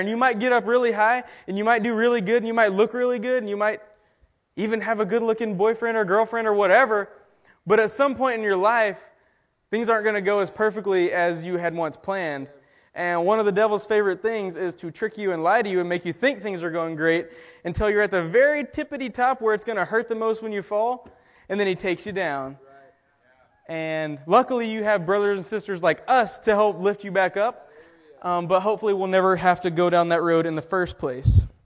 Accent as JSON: {"language": "English", "region": "Texas", "country": "United States", "said": "I'm from Texas"}